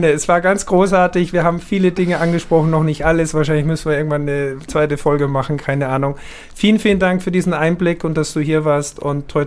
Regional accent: Austria; Ich als Österreicher, ich kann das nur nachempfinden

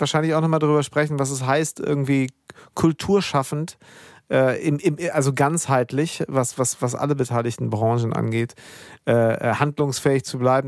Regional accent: Germany; hier bei uns in Deutschland

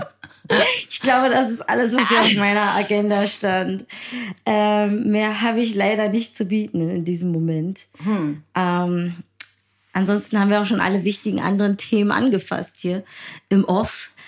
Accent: Berlin, Germany; als Berlinerin

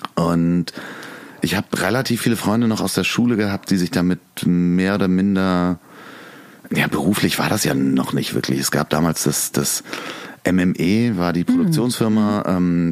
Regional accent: Hamburg, Germany; Ich bin ähm, in Lemsal groß geworden, in Sasel-Poppenbüttel aufs Goa gegangen

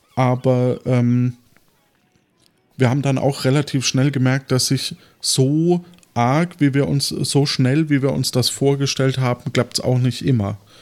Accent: Franconia, Germany; ich als Franke

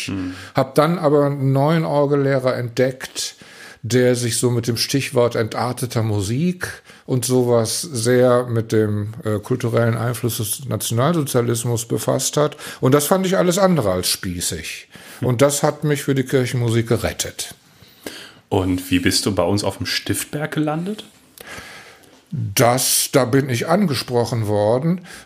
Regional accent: Velbert, North Rhine-Westphalia, Germany; born there; weil wir in Felbert, wo ich geboren bin, einen hervorragenden Organisten hatte

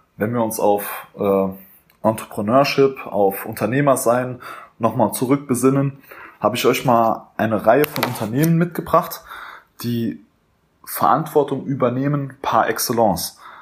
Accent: Germany; als Deutscher, als Europäer

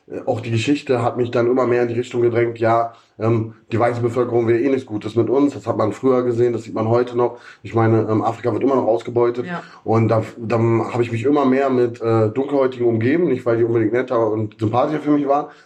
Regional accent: Berlin, Germany; Achso, ich bin in Friedrichshain aufgewachsen, Friedrichshain-Kreuzberg.

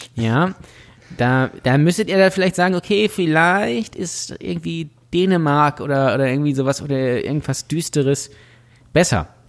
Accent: Lübeck, Schleswig-Holstein, Germany; ich komme hier ja aus Lübeck

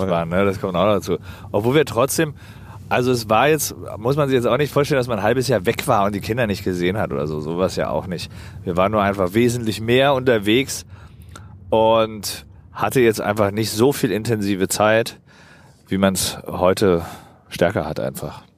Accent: Berlin, Germany; also born or lived in Pankow, Berlin; Geboren bin ich in Pankow. Die, äh, die ersten zwei Lebensjahre waren in Pankow, ja. in der Florastraße. Aber seit ich zwei, drei bin, wohne ich halt im Prenzlauer Berg

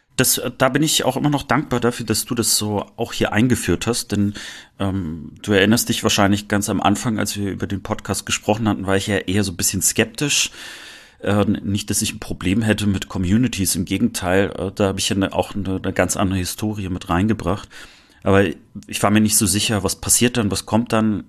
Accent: Rostock, Mecklenburg-Vorpommern, Germany; moved away as an adult; now in Cologne, Germany; Rostock zu spüren. Äh, also ich merke schon, dass es äh, doch noch meine Heimat ist

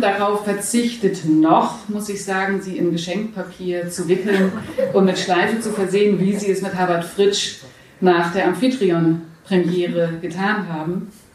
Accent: Hamburg, Germany; now in Berlin, Germany; Ich komme aus Hamburg ursprünglich

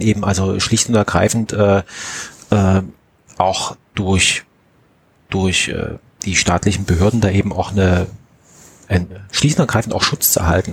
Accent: Saxony, Germany; meiner Heimatstadt in, in Pönner

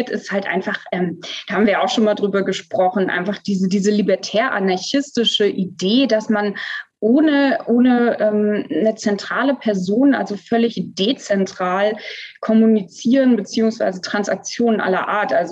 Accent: Namibia; ich bin aber als, als Säugling, also mit ja. ein paar Wochen dorthin. Genau, also ich kann mich quasi an, an keine Zeit vor Namibia erinnern, sozusagen, genau.

